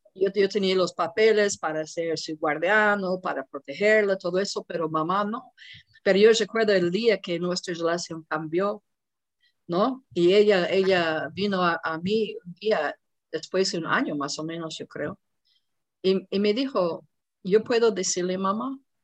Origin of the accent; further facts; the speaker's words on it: United States; moved away; yo soy de los Estados Unidos